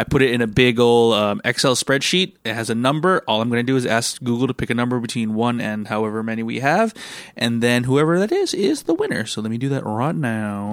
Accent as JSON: {"language": "English", "country": "United States", "tie": "born or raised there", "also_born_or_lived": "Singapore", "moved": "yes", "said": "when I was growing up in America"}